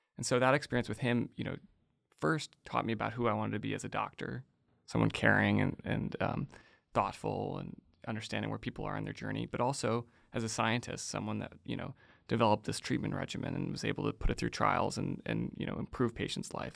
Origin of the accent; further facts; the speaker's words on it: outside of Chicago, Illinois, United States; I grew up outside of Chicago